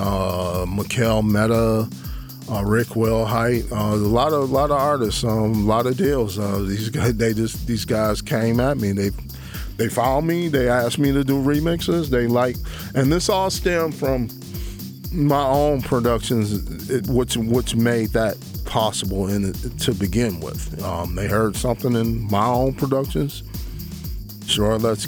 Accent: Detroit, Michigan, United States; I'm from Detroit

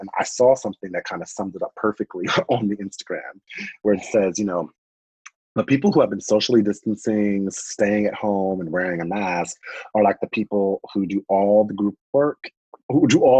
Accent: United States; I say that as American

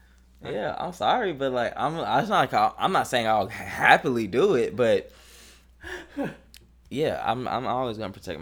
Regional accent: Atlanta, Georgia, United States; also born or lived in Africa; I immigrated when I was a young kid. So, but I'm still going to tell people. Well, I do tell people I'm African, but. But the first thing I say is I'm from Atlanta. Yeah, it's like, because like, that's my childhood.

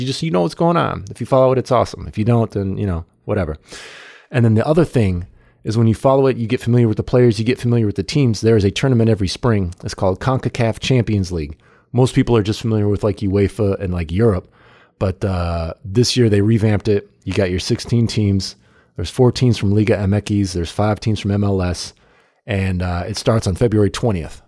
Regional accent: United States; as an American

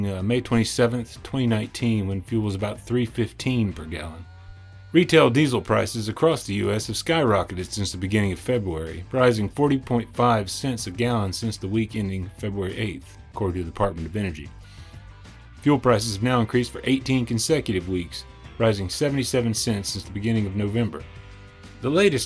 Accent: Nashville, Tennessee, United States; based now here in my hometown of Nashville

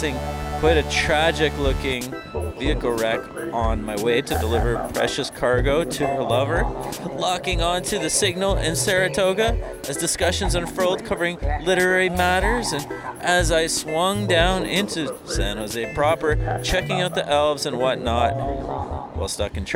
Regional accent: Canada; now in Bay Area, United States; I'm from Canada, but hopped down here

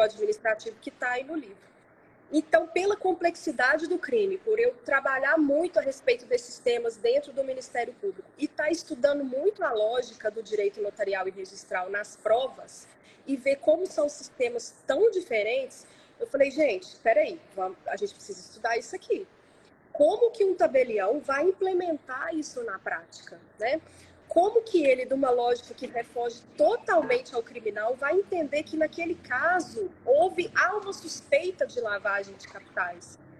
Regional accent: Belo Horizonte, Minas Gerais, Brazil; moved away as an adult; now in São Paulo, Brazil; eu nasci em Belo Horizonte, minha família é toda de Belo Horizonte

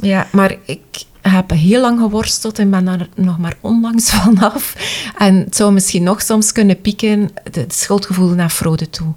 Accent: Wetteren, Flanders, Belgium; wij zijn van Wetteren

